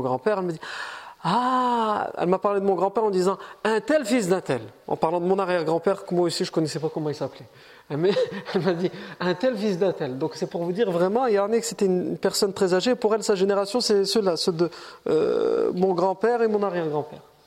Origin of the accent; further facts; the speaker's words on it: France; Moi je suis né en France